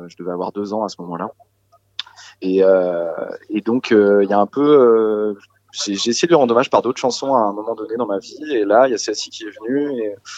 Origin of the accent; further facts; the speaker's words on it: Saint-Gilles-Croix-de-Vie, Pays de la Loire, France; autour de chez moi en Vendée Saint-Gilles-Croix-de-Vie, d'où je viens